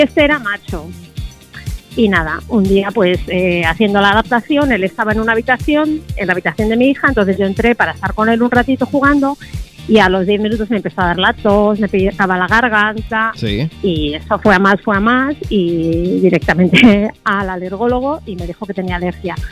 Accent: Torrejón de Ardoz, Community of Madrid, Spain; Yo soy de Torrejón, pero ahora mismo estoy en Barajas

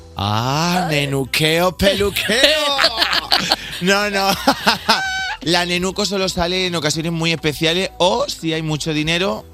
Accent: Bigastro, Valencian Community, Spain; moved away; yo soy de Bigastro, un pueblecito que está muy cerquita de Torrevieja, zona costera, el Levante

